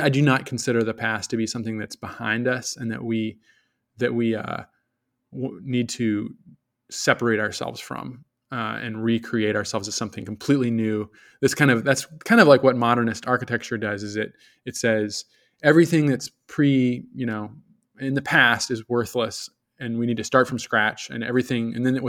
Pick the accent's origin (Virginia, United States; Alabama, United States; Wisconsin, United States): Virginia, United States; Richmond; I'm originally from Virginia, all over Richmond, Virginia, just terrorized the city on a little, at 35 miles per hour.